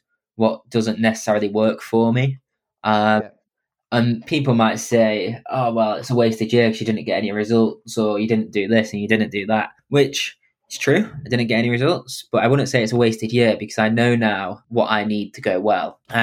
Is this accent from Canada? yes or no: no; England, United Kingdom; being English